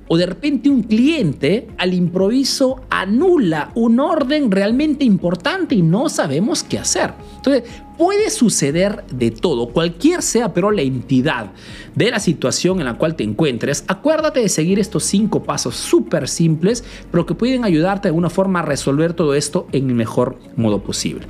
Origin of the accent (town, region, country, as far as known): Peru; now in Italy